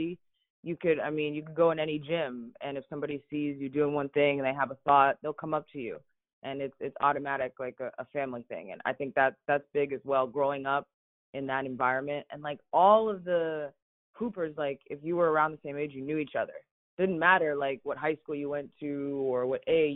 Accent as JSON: {"language": "English", "area": "Fairfax County", "region": "Virginia", "country": "United States", "tie": "born or raised there", "also_born_or_lived": "Denver", "moved": "yes", "said": "I grew up in Fairfax County, and that's probably the way I play too"}